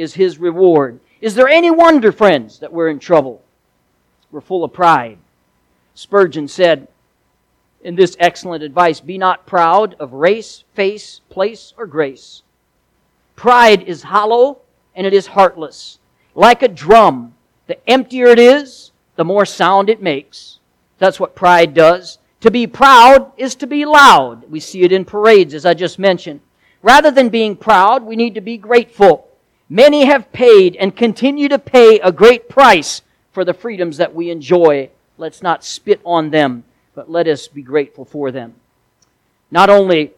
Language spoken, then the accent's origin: English; United States; I am proud to be an American